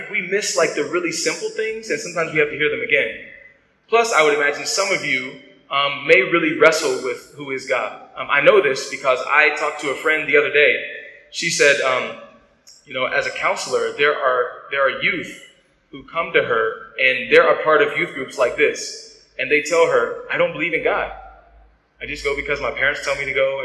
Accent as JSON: {"language": "English", "country": "United States", "said": "I'm I'm an American."}